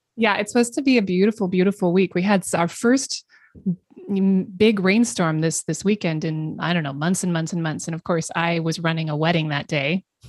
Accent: the Northwest, Pacific Northwest, United States; I grew up in the Northwest

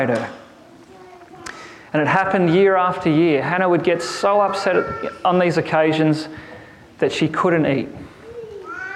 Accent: Boort, Victoria, Australia; I come from a place called Bort

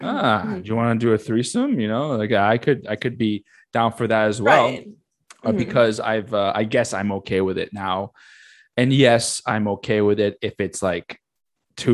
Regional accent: United States; they probably know I'm American

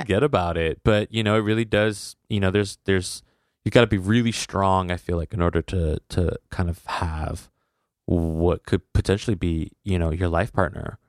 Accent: United States; As an American

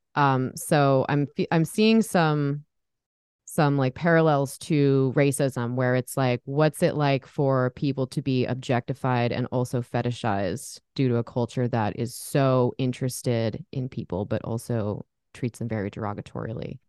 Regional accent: San Diego, California, United States; now in Portland, United States; I'm actually from San Diego area

